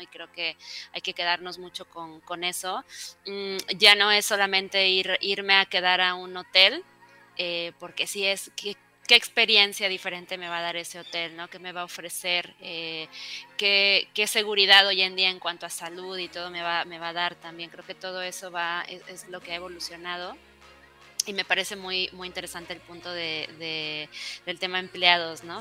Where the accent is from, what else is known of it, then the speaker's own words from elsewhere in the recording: Mexico; somos latinos, somos mexicanos